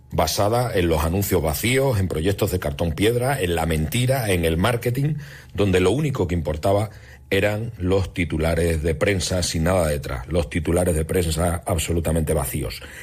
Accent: Extremadura, Spain; los trenes de mi tierra

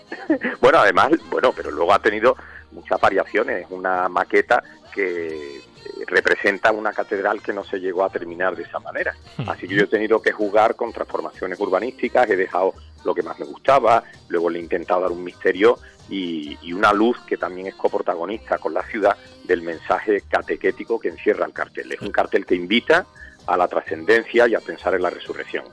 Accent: Seville, Andalusia, Spain; que soy de Triana

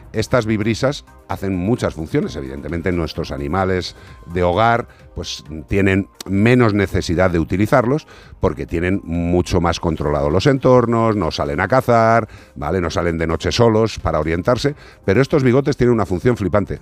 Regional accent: Galicia, Spain; la población gallega, para mi tierra y para mis paisanos

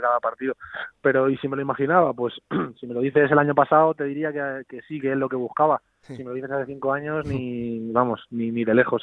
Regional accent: Fuenlabrada, Community of Madrid, Spain; also born or lived in Leganés; yo realmente yo nací en Leganés, pero yo me siento de Fuenlabrada, o sea, toda la vida he vivido

